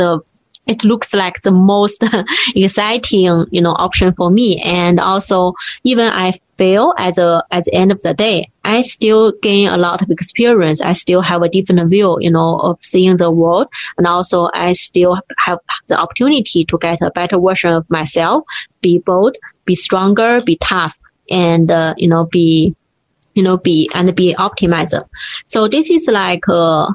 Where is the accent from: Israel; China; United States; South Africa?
China; born or raised there